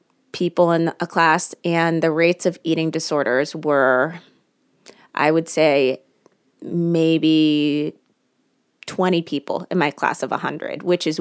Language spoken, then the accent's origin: English; Washington, District of Columbia, United States; I was raised in the Washington, D.C. area, and I went to a private all-female high school.